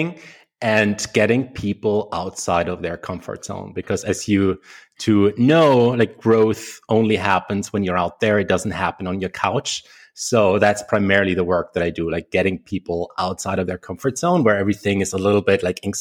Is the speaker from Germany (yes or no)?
yes; Germany; I came back to Germany. That's where I'm originally from, if you can't tell from my accent.